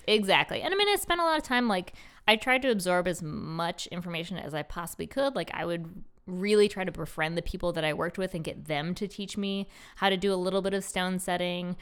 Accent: Rochester, United States; moved away as an adult; now in Baltimore, United States; I was born and raised in Rochester

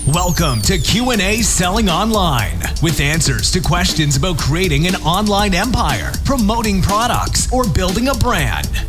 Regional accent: South Georgia, United States; moved away as an adult; also born or lived in Knoxville, Tennessee; now in East Tennessee, United States; i grew up in South Georgia in the swamps of South Georgia, right on the ocean on the east coast of the United States

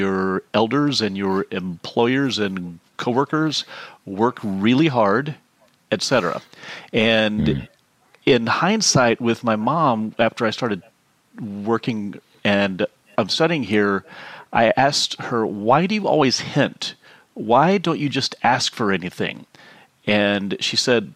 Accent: Houston, Texas, United States; I grew up in Houston, as I like to joke, the biggest city in the country no one cares about.

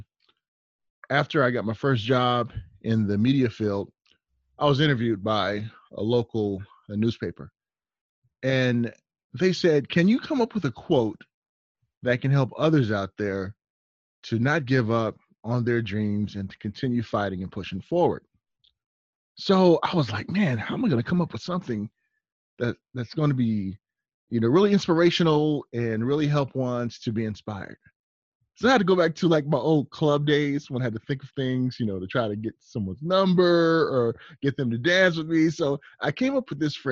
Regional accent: Long Beach, California, United States; I'm from the West Coast. I'm from Long Beach, Compton area

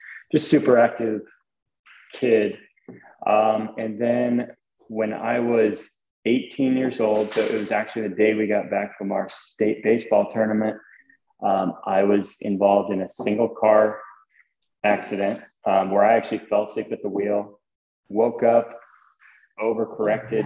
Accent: Stilwell, Kansas, United States; I grew up in a place called Stillwell, Kansas

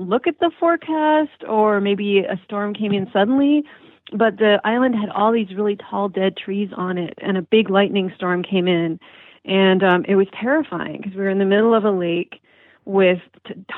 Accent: Marquette, Michigan, United States; moved away as an adult; also born or lived in Fargo, North Dakota / East Lansing, Michigan; I grew up there in Marquette and went to high school there, and then I went to college at Michigan State

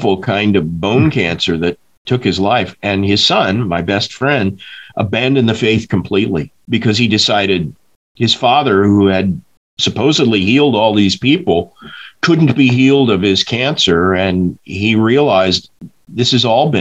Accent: Tulsa, Oklahoma, United States; I grew up in Tulsa, Oklahoma

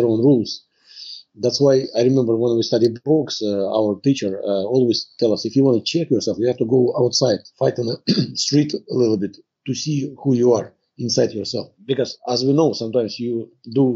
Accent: Tver, Tver Oblast, Russia; moved away as an adult; now in Canada; I'm from Russia. Born in Russia and the city is Tver.

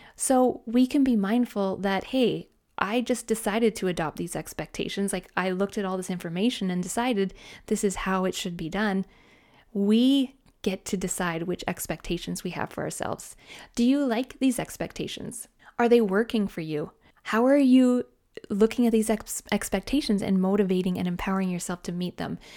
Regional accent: Canada; I'm Canadian

